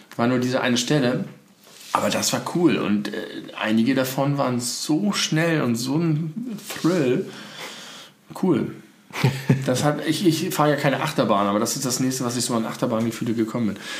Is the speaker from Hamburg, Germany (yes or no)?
yes; Hamburg, Germany; bei mir in meiner Heimatstadt